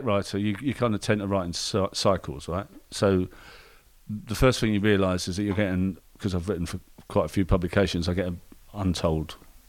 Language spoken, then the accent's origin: English; London, United Kingdom; I'm a Londoner and Brexit and all that stuff